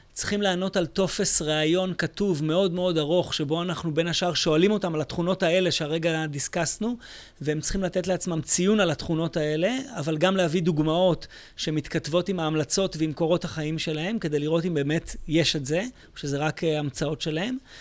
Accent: Israel; אני מישראל

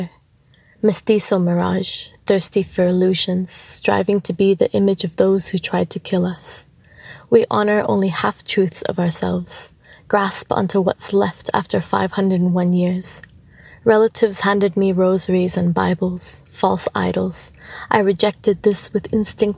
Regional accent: Canada; moved away as an adult; also born or lived in Mexico; now in Australia; I come from Anahuac, also known as Mexico. I have lived there for a short amount of time before my family and I were forced to move to Canada as refugees. Spent a lot of my time growing up in Canada

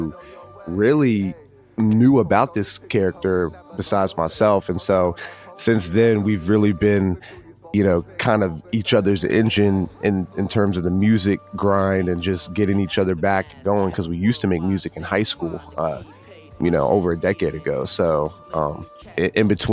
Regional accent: Virginia, United States; renovating an old segregated theater in my hometown

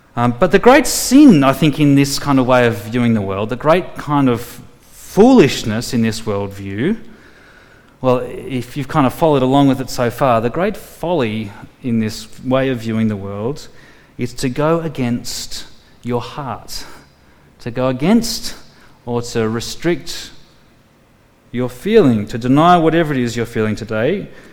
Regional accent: Tamworth, New South Wales, Australia; I grew up in Tamworth, the country music capital of the world

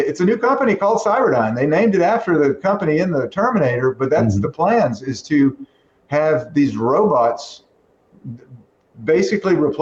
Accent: Texas, United States; moved away; I'm a Texan

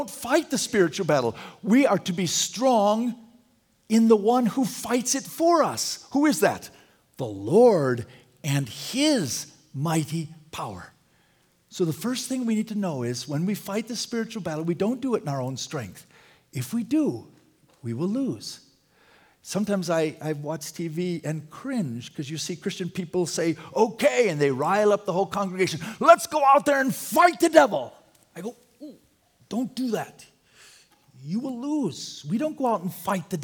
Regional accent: Wisconsin, United States; I'm a big Green Bay Packer fan because I'm from Wisconsin

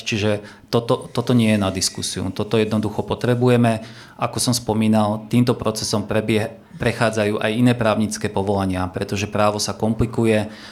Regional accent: Partizánske, Trenčín Region, Slovakia; Ja sám som z Partizánskeho

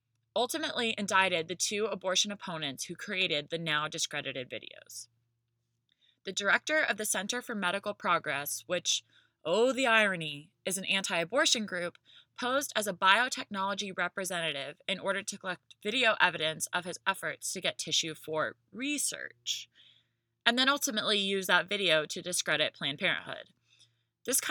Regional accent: the South, United States; I'm from the South

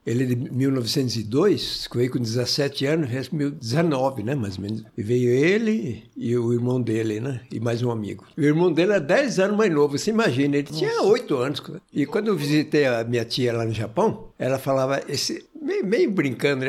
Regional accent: Martinópolis, São Paulo, Brazil; Eu nasci em Martinópolis, perto do Presidente Prudente ali

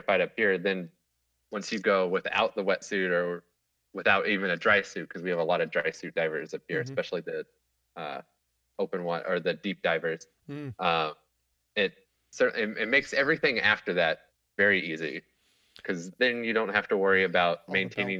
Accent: Kansas, United States; now in Seattle, United States; growing up in Kansas

